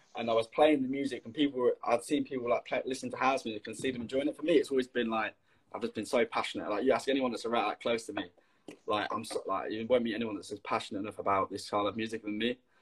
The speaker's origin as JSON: {"language": "English", "town": "Leicester", "region": "East Midlands", "country": "United Kingdom", "said": "I'm from Leicester"}